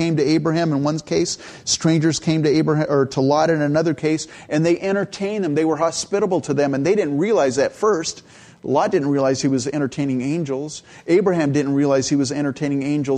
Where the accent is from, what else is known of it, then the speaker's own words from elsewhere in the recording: California, United States; also born or lived in Edmonton, Alberta, Canada / San Jose, California; I was born in Canada, and I grew up in California. So I was like 3 years old when I left Canada.